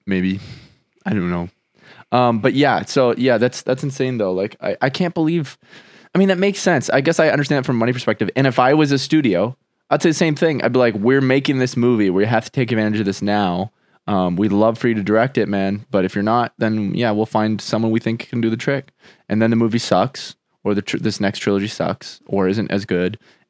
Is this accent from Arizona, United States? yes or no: yes; Arizona, United States; It's on a show called Homegrown. Because we're from Arizona, technically.